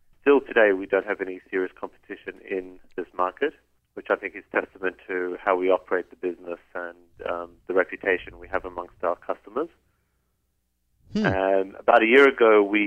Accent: Australia; moved away as an adult; also born or lived in South Africa; now in Israel; I was actually born in South Africa, but I grew up in Australia.

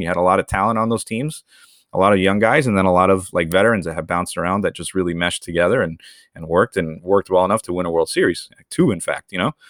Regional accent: Venezuela; I was born in Venezuela

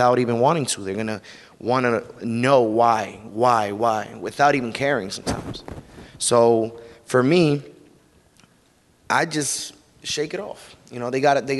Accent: Elizabeth, New Jersey, United States; I'm from Elizabeth, New Jersey. So, you know, you live in an urban area. You're used to growing up with, you know, around violence

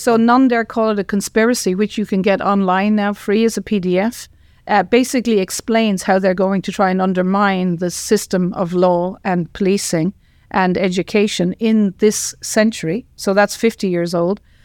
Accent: Tipperary, Munster, Ireland; I grew up in Ireland, in Tipperary

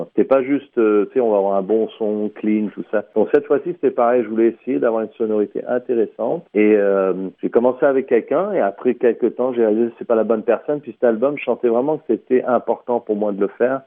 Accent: St. Catharines, Ontario, Canada; also born or lived in France / Middle East / North Africa / Vancouver; j'ai abouti au Canada en 84, en Ontario, Sainte-Catherine, Ontario. J'ai fait toutes mes études euh, primaires, secondaires

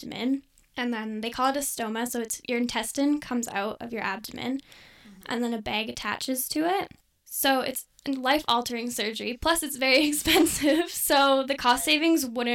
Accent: Airdrie, Alberta, Canada; moved away as an adult; also born or lived in Saskatchewan; I go to school in Saskatchewan, but I'm from Airdrie.

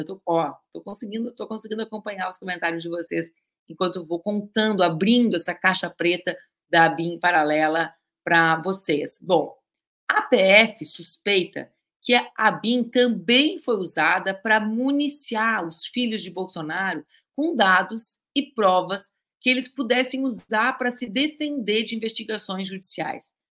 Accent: Pelotas / border with Uruguay, Rio Grande do Sul, Brazil; Eu e a Cris, a gente cresceu em Pelotas, eu cresci mais para baixo ainda na fronteira com o Uruguai

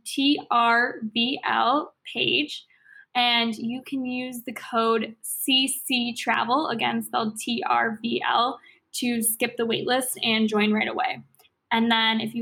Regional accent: Chicago, Illinois, United States; I'm from Chicago. I love this city.

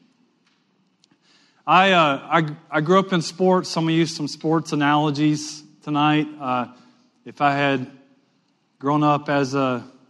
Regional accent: Western Louisiana, United States; I grew up in Western Louisiana

